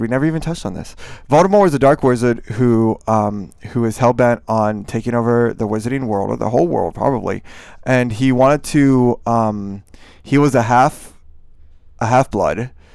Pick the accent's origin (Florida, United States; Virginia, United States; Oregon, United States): Florida, United States; Miami; moved away; I grew up in Miami